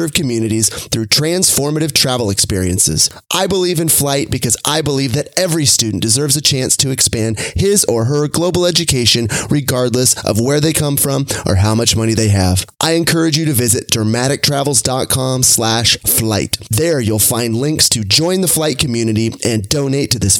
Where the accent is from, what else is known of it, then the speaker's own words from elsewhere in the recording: Sacramento, California, United States; Sacramento here, my hometown